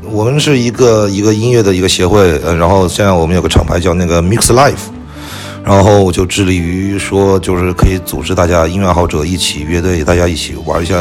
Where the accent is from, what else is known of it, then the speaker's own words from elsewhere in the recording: China; 就是土生土长的中国人嘛